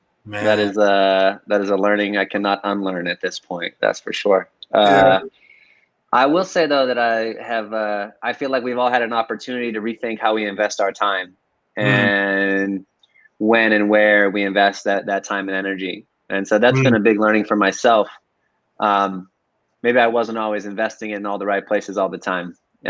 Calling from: San Francisco, California, United States; today I'm right in the center of San Francisco, Hayes Valley. Hayes Valley.

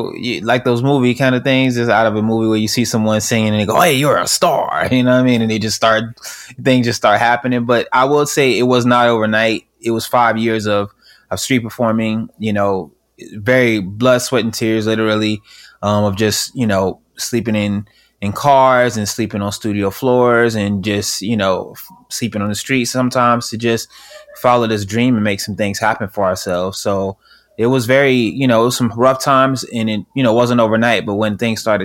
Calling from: Orlando, Florida, United States; Right now I'm in Orlando, Florida. I'm kind of all over the place. So I spend my time in LA.

